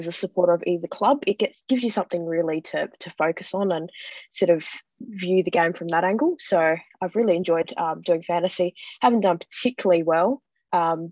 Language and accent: English; Adelaide, South Australia, Australia; growing up in Adelaide before Port came about. So just, yeah, was raised from when I was little